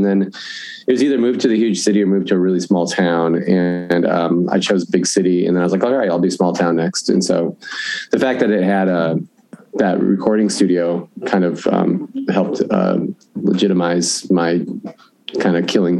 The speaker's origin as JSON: {"language": "English", "town": "Omaha", "region": "Nebraska", "country": "United States", "tie": "born or raised there", "also_born_or_lived": "Whitefish, Montana / Chicago", "moved": "as an adult", "said": "I grew up in Omaha."}